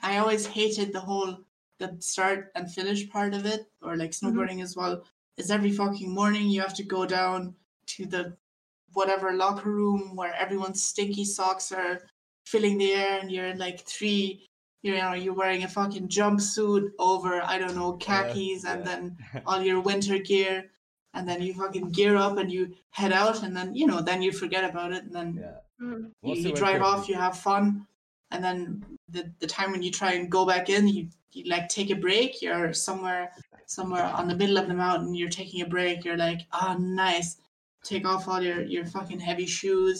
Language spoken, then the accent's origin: English; Berlin, Germany; I'm from Berlin.